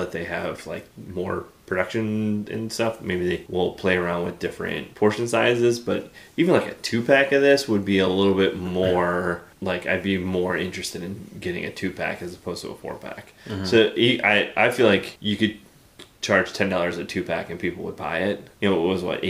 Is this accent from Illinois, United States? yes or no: yes; Chicago, Illinois, United States; I'm from Chicago, the Chicago area. Like, my parents were both grew up in the city. I grew up in the suburbs.